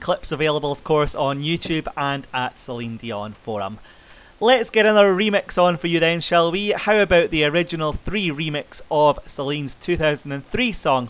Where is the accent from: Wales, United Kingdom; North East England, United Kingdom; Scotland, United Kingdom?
Scotland, United Kingdom; I am Scottish